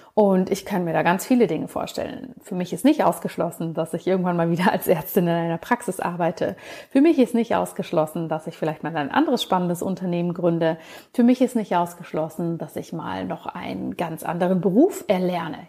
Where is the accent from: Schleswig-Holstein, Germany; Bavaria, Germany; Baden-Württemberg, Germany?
Bavaria, Germany; wie man das in Bayern so schön sagen würde, wo ich aufgewachsen bin